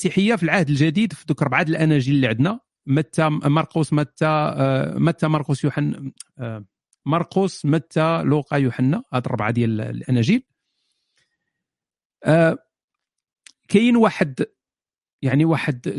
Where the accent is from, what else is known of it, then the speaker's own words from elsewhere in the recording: Fes, Fès-Meknès, Morocco; انا من فاس … انا من فاس